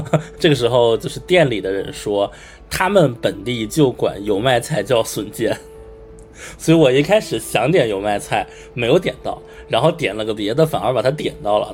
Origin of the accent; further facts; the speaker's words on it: Beijing, China; 我作为一个北京人啊，就是逛胡同的感觉